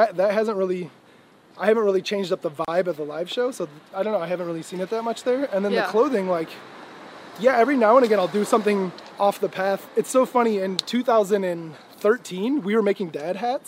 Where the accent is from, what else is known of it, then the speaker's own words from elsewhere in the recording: Midwest, United States; moved away; in a small town in the Midwest